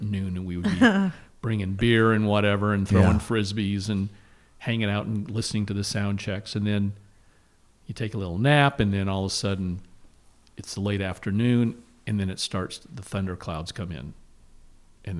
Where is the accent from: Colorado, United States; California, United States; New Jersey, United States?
Colorado, United States; Denver; moved away as an adult; also born or lived in Los Angeles; I grew up in Denver.